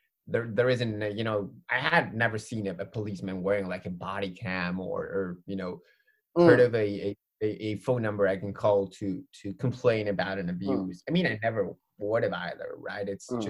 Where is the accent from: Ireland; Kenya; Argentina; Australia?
Argentina; So I'm from Argentina.